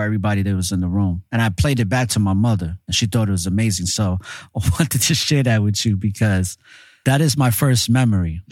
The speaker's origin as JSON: {"language": "English", "town": "New York City", "region": "New York", "country": "United States", "tie": "born or raised there", "said": "A lot of us growing up in New York City, in the Bronx, especially the Latinos"}